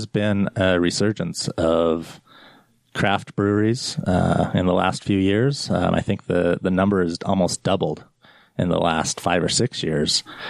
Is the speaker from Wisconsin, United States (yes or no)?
no; Sandy, Utah, United States; I was born and raised in Utah, Sandy City.